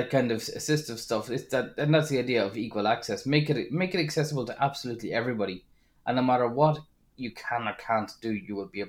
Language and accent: English; Drogheda, Leinster, Ireland; So when I went to Dublin, I was coming from Drogheda